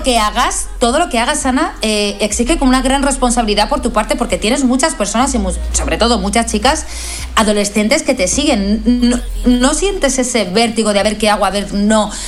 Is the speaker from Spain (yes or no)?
yes; Talavera de la Reina, Castilla-La Mancha, Spain; yo soy de Talavera la Reina